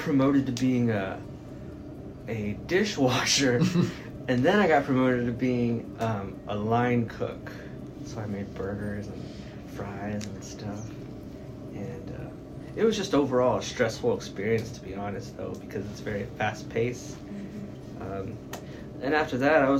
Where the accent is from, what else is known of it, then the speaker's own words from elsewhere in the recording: San Antonio, Texas, United States; I'm from San Antonio. I've lived there all my life. I grew up on the south side